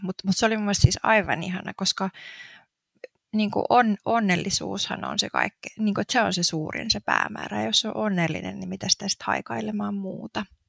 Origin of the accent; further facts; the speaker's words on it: Turku, Southwest Finland, Finland; moved away as an adult; also born or lived in Helsinki; now in Espoo, Finland; alun perin siis oon kotoisin tuolta Turusta